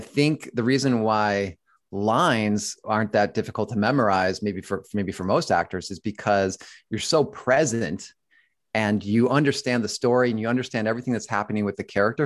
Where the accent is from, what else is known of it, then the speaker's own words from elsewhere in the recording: Buffalo, New York, United States; moved away as an adult; I grew up in Buffalo, New York, and then moved to New York, New York